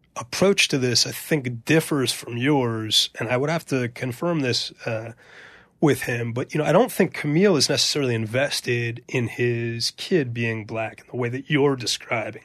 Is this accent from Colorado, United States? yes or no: no; New York City, New York, United States; I went to, um, junior high school at, called I S two forty-six